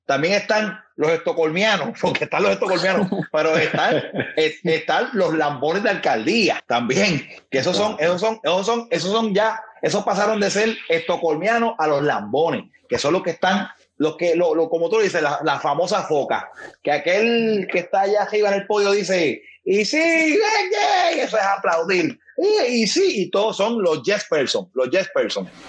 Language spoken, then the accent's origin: Spanish; Puerto Rico; moved away; somos tres, tres personas que ahora mismo somos, estamos en la diáspora porque eh, hemos, que, hemos tenido que salir de nuestro país